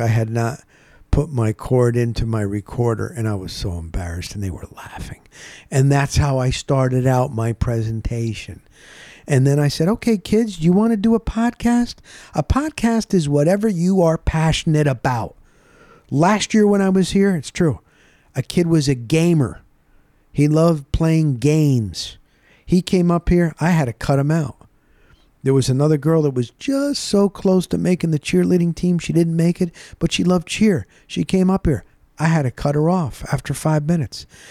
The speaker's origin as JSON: {"language": "English", "town": "Rockaway", "region": "New Jersey", "country": "United States", "tie": "born or raised there", "moved": "yes", "said": "There was a mall where I grew up in New Jersey called Rockaway Town Square. It's in Morris County, New Jersey."}